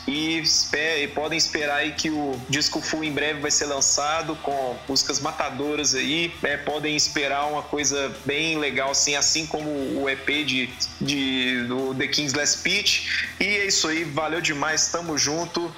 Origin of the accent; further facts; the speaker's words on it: Belo Horizonte, Minas Gerais, Brazil; eu sou de Minas, eu sou de Belo Horizonte, só que eu não sou de Varginha.